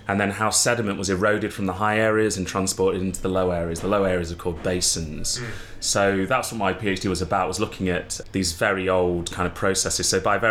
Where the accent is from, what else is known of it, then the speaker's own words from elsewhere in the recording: Derby, East Midlands, United Kingdom; I was born in Derby